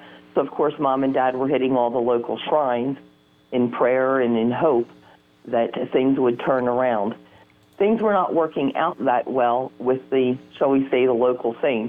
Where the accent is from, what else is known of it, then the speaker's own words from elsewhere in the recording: Norristown, Pennsylvania, United States; we're originally from Norristown, Pennsylvania.